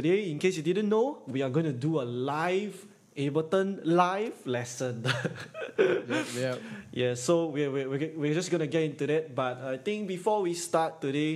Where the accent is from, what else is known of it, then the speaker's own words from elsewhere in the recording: Singapore; east side my whole life. Pasir Ris, and then now Punggol